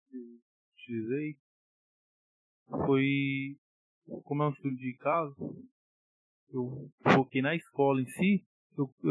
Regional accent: Sobral, Ceará, Brazil; fique aqui na minha cidade natal, eu estava em Sobral, né?

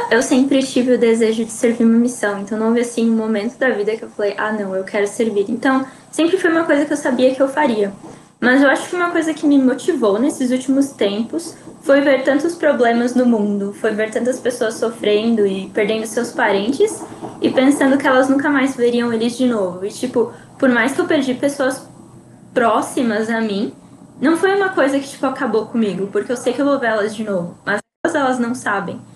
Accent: Cotia, São Paulo, Brazil; Eu sou daqui de Cotia, zona oeste da cidade

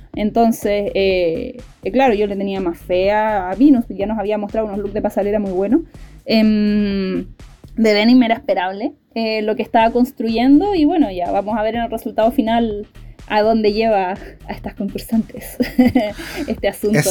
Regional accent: Punta Arenas, Magallanes and Chilean Antarctica, Chile; yo soy de Punta Arenas

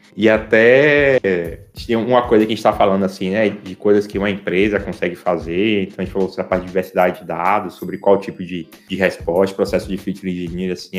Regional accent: Salvador, Bahia, Brazil; eu sou de Salvador

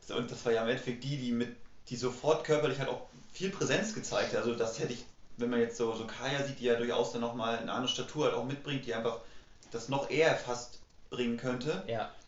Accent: Mecklenburg-Vorpommern, Germany; dadurch, dass ich halt aus Mecklenburg-Vorpommern komme, bin ich ja so zwangsweise Hansa ah. Rostock-Fan

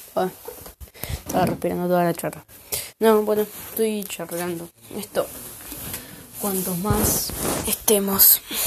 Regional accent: Buenos Aires, Argentina; soy de Buenos Aires

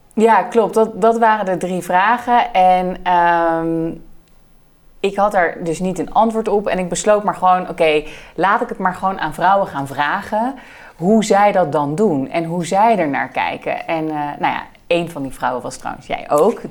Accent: Netherlands; We hebben als Nederland en als Nederlanders heel erg het gevoel dat wij enorm liberaal en open eh, zijn

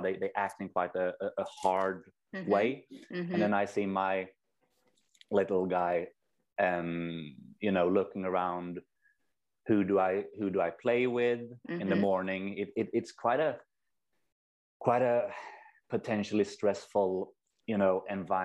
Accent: Sweden; also born or lived in New Zealand; I'm from Sweden, have spent a couple of years in New Zealand

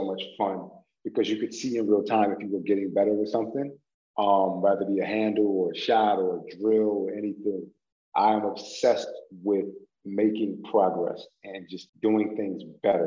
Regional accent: Philadelphia, Pennsylvania, United States; I grew up in South Philly

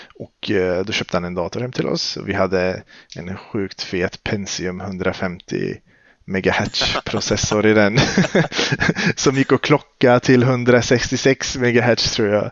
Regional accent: Skövde, Västra Götaland, Sweden; Jag är född och uppvuxen i Skövde

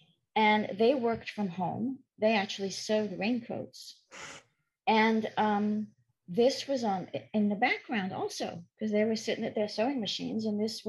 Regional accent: Paris, Île-de-France, France; I was born and raised in Paris. To a French father and an English mother. So I grew up bilingual, which is why I don't sound French. I don't have that sexy French accent.

